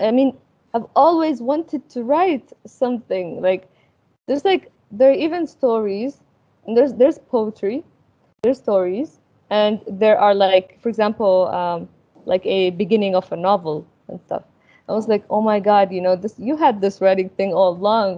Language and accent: English; Al Ain, Abu Dhabi, United Arab Emirates; moved away as an adult; also born or lived in Sudan / Egypt; I grew up in the in UAE